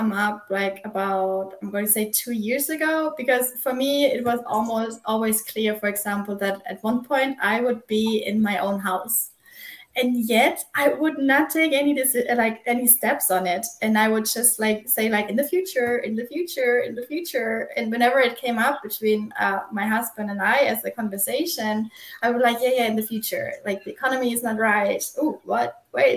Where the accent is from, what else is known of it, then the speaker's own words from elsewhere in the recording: Germany; now in South Carolina, United States; I am originally from Germany. I live in South Carolina in the U.S.